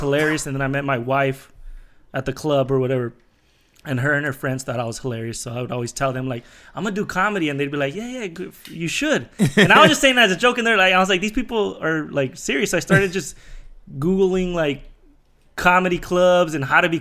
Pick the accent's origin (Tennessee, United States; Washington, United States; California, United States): California, United States; San Bernardino; I grew up in San Bernardino. It's like an hour from